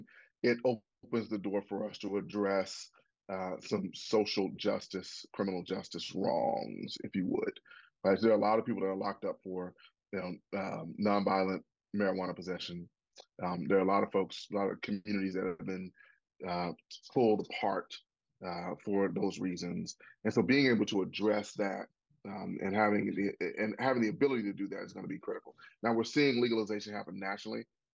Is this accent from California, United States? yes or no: no; Pine Bluff, Arkansas, United States; myself am a product of public schools in Arkansas. I went from Watson Chapel High School on to get 5 degrees